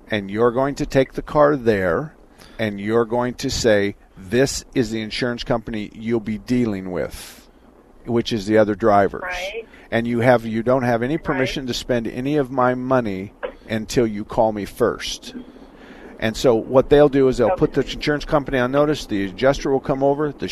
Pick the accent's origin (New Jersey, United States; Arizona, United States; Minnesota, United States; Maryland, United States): Arizona, United States; southern; also born or lived in Tempe, Arizona; I'm from Tempe. I was born and raised in southern Arizona, but I went to high school in Tempe back in the 60s.